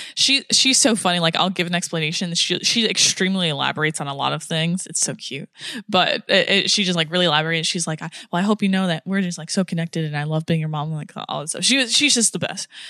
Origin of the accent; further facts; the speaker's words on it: United States; I'm American